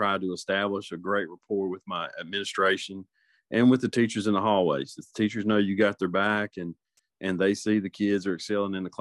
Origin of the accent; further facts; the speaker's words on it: Middle Georgia, United States; moved away as an adult; also born or lived in Macon; now in North Carolina, United States; I'm originally from Middle Georgia, and I started my coaching career there and moved to North Carolina 14 years ago